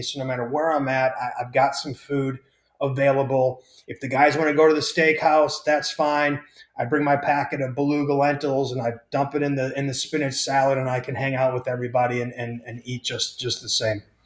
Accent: Wisconsin, United States

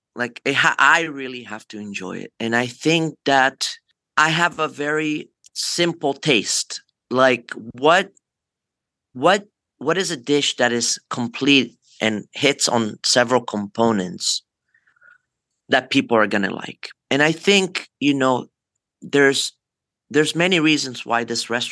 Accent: Forte dei Marmi, Tuscany, Italy; now in Los Angeles, United States; I grew up in Forte de Marmi in Italy

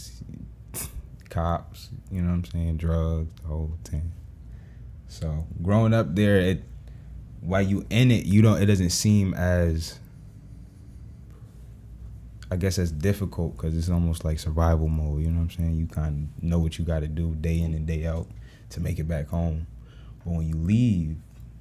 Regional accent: New Haven, Connecticut, United States; moved away; also born or lived in Mississippi; I'm from New Haven, Connecticut. More specifically, Fairside, Fairhaven

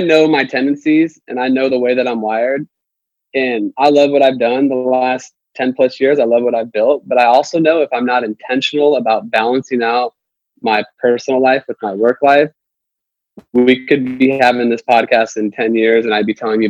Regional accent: Nebraska, United States; now in Nashville, United States; I'm from Nebraska. I moved here.

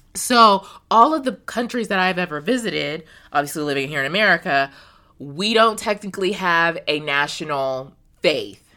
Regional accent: United States; as an American woman

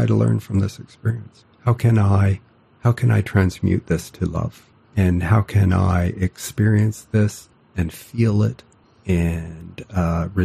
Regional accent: Canada; I'm Canadian

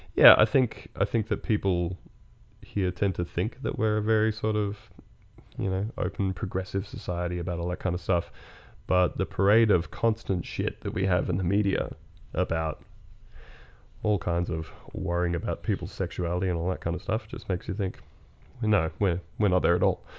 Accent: Australia

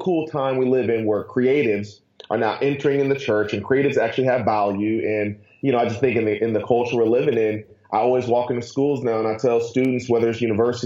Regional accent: Akron, Ohio, United States; now in Atlanta, United States; I'm born and raised in Ohio, so that means the world to me. I was born in Akron, moved down to Atlanta

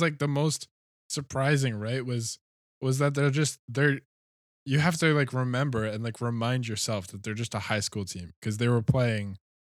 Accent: Canada; now in Australia; I'm not so used to the, like, Australian system either, because I came from Canada.

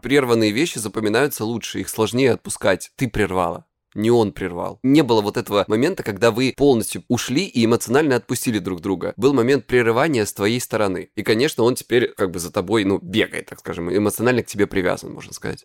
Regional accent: Krasnodar Krai, Russia; я с Кубани

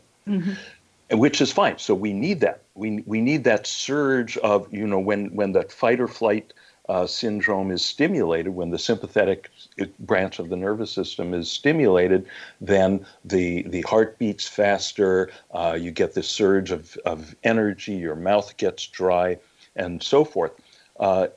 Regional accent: Los Angeles, California, United States; moved away as an adult; also born or lived in Long Island, New York / Santa Monica, California; I actually lived in a different part of the Los Angeles area in the Valley

